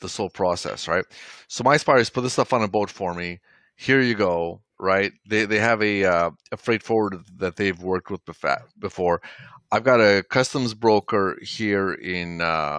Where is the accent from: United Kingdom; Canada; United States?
Canada; Toronto, Ontario; I grew up in Toronto, Canada.